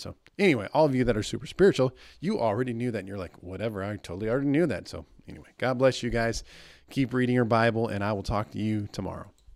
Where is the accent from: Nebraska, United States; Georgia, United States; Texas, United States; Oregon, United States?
Nebraska, United States; moved away; my hometown in Nebraska